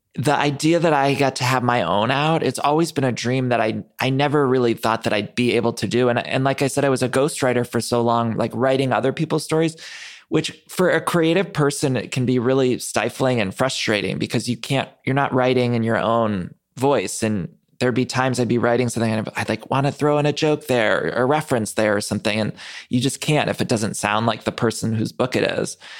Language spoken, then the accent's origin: English; Ohio, United States; I grew up in Ohio